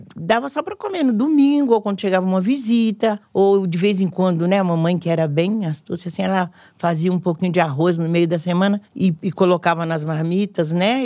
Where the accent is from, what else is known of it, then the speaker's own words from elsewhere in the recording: Minas Gerais, Brazil; now in São Paulo, Brazil; Quando eu vim de Minas